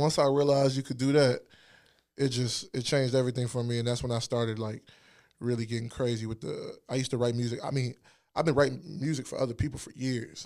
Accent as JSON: {"language": "English", "town": "Alexandria", "region": "Virginia", "country": "United States", "tie": "born or raised there", "also_born_or_lived": "Washington, D.C. / Hampton, Virginia / Ghana (ancestry)", "moved": "as an adult", "lives_now": "Richmond, United States", "said": "I'm from Virginia. I lived in Northern Virginia."}